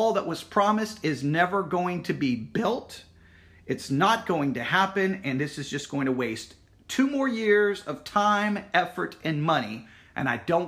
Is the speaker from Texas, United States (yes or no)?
yes; West Texas, United States; I grew up here in West Texas